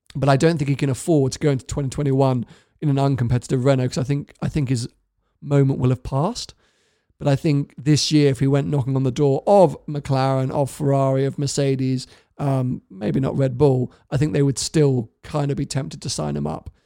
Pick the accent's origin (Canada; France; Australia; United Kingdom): United Kingdom; being a Brit